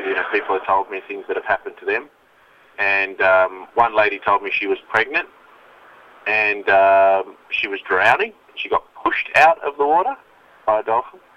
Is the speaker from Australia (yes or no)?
yes; Melbourne, Victoria, Australia; in Melbourne, it's like my hometown